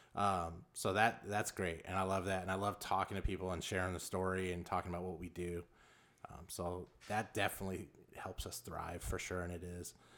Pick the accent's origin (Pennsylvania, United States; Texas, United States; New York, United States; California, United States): California, United States; Los Angeles; moved away as an adult; also born or lived in Lake Zurich, Illinois; now in Illinois, United States; I grew up in South Central Los Angeles